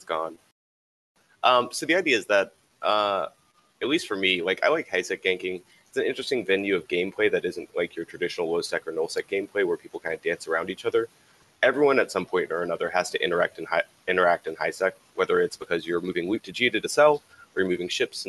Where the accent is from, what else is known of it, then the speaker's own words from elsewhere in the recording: the South, United States; I'm from the South, so I've never been cow tipping, but I know about it.